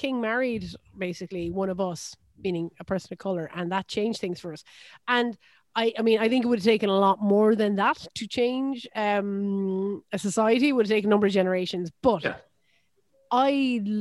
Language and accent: English; Ireland; I am an Irish person